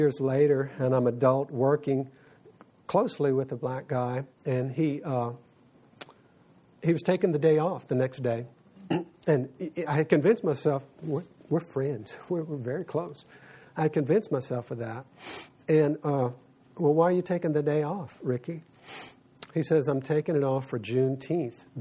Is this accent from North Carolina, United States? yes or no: no; South Louisiana, United States; I grew up in South Louisiana